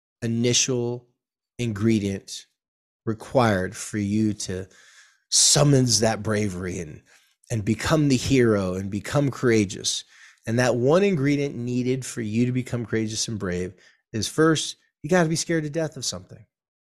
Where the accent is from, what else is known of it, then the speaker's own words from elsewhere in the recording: California, United States; I probably did because I'm a surfer from California and this was in the 80s.